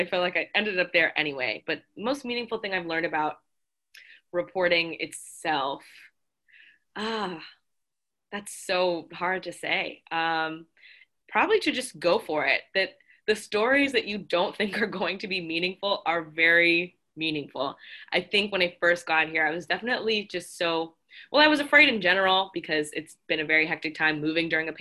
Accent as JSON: {"language": "English", "region": "South Florida", "country": "United States", "moved": "as an adult", "lives_now": "Boston, United States", "said": "coming from South Florida, where, you know, there's everybody"}